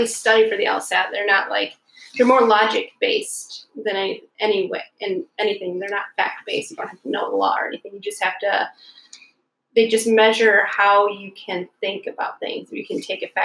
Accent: Alpena, Michigan, United States; also born or lived in Detroit, Michigan; I grew up almost like around the corner from where we are right now

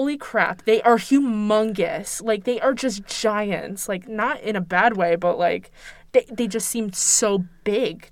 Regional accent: East Coast, United States; I grew up on the East Coast

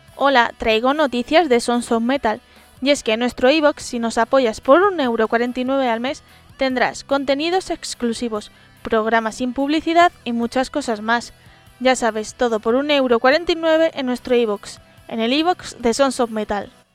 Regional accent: Madrid, Community of Madrid, Spain; yo soy gata, soy madrileña de tercera generación

